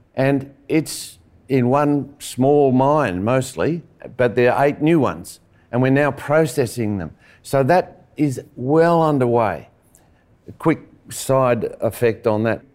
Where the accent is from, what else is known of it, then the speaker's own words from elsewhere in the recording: Western Australia, Australia; I'm from Western Australia